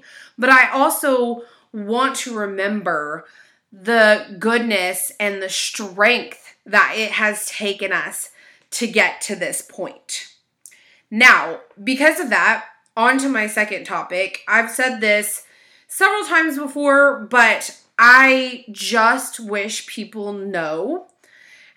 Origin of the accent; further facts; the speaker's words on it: United States; I am an American and we do live in what is considered a melting pot